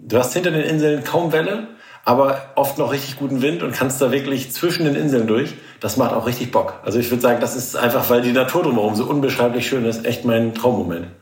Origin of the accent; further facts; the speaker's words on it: Norderney, Lower Saxony, Germany; also born or lived in Kiel; now in Schwedeneck, Germany; Ich bin ja auf Norderney aufgewachsen